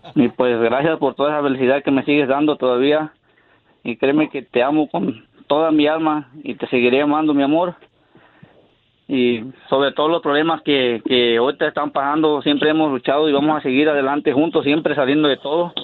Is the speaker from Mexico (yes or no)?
yes; Mexico; como uno mexicano